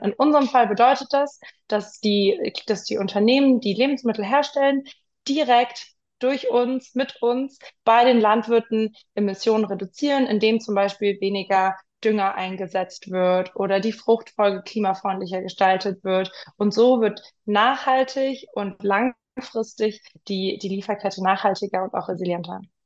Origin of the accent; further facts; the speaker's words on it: Munich, Bavaria, Germany; moved away as an adult; also born or lived in London; ich bin in München aufgewachsen